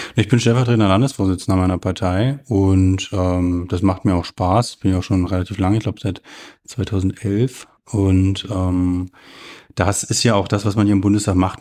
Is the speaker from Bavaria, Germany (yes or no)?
no; Stendal, Saxony-Anhalt, Germany; Ich bin 1984 in Stendal geboren und wurde da quasi ja zur Wendezeit, also nach dem Mauerfall, aber vor der Wiedervereinigung eingeschult